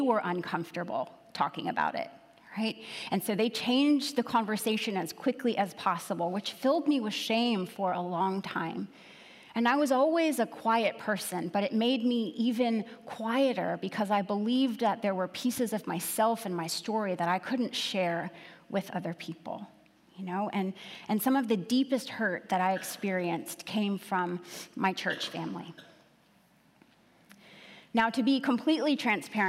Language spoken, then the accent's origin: English; Bethlehem, Pennsylvania, United States; I was 16 years old, living in the city of Bethlehem. I grew up in the Christmas City in Pennsylvania